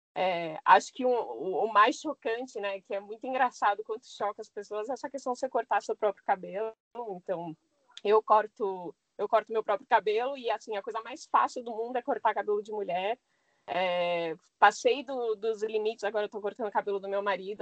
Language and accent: Portuguese; São Paulo, Brazil; moved away; minha infância foi na Zona Norte de São Paulo